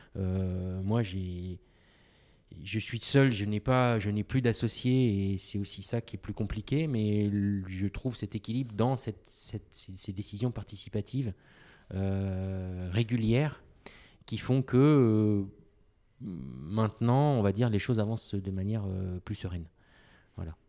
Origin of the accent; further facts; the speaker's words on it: Côte d’Ivoire; moved away as an adult; Je suis né en Côte d'Ivoire